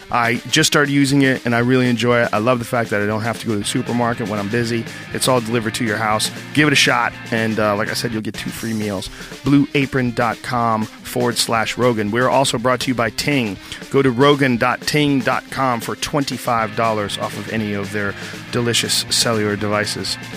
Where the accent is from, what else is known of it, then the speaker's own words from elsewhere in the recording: Boston, Massachusetts, United States; but I grew up in Boston and also delivered newspapers.